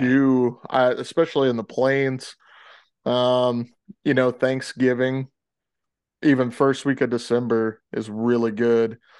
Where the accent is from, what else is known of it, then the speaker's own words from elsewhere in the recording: the South, United States; moved away; growing up in the South